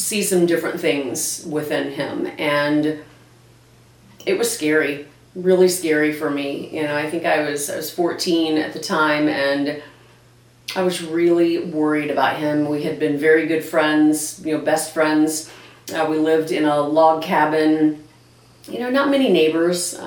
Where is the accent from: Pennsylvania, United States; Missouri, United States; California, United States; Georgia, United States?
Missouri, United States; Branson; also born or lived in Ozark, Missouri; now in St. Louis, United States; I live in St. Louis, Missouri now, but I was born and raised in Branson, Missouri. I grew up and went to school at Ozark in Ozark, Missouri